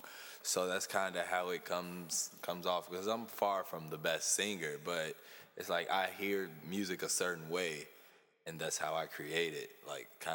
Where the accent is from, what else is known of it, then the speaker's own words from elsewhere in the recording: Chicago, Illinois, United States; I'm from the West Side of Chicago